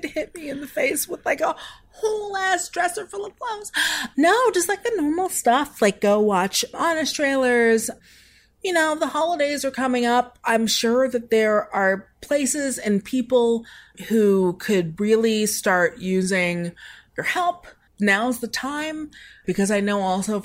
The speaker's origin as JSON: {"language": "English", "town": "Seattle", "region": "Washington", "country": "United States", "moved": "yes", "lives_now": "Los Angeles, United States", "said": "I'm from Seattle."}